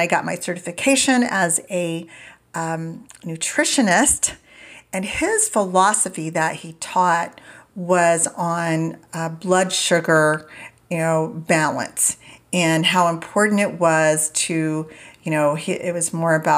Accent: Indiana, United States; I grew up in Indiana and we always had a garden and never went out to eat

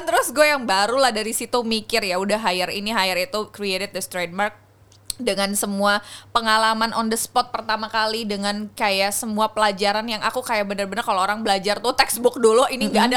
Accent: Jakarta, Indonesia; gue memang orang Jakarta

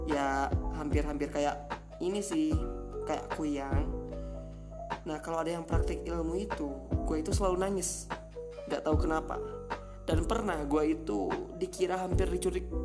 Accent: West Sumatra, Indonesia; Nama daerahnya Bukit Tinggi. Jadi gue itu putra Minang asli, tapi blasteran Jawa Tengah.

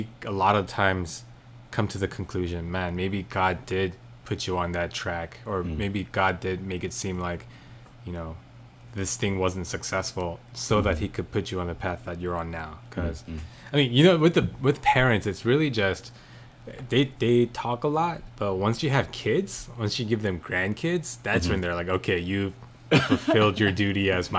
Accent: South Korea; born there; first language Korean; English is a second language; moved away; Thankfully, I wasn't born here. I was born in Korea, so mm-hmm. I still retain a fair bit of Korean to be able to converse with my parents.

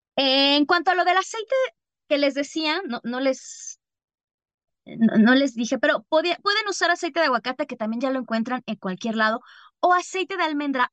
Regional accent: Mexico; also born or lived in Algeria; yo sí soy como buena bruja mexicana

